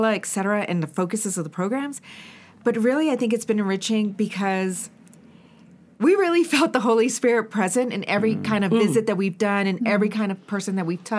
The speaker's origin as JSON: {"language": "English", "country": "Honduras", "first_language": "Spanish", "second_language": "English", "moved": "yes", "lives_now": "United States", "said": "we come from Honduras, and we can speak the language"}